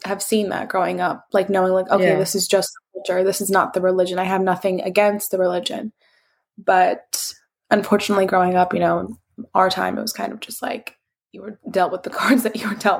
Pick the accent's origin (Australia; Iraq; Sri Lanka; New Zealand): Iraq; accent: Iraqi; I mean, my accent is pretty like harsh. The Iraqi accent gets a bad rep for being harsh, but I don't find it harsh.